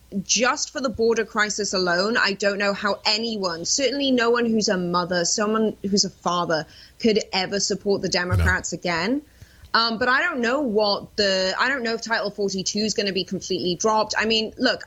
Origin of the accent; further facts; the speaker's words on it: United Kingdom; I'm British.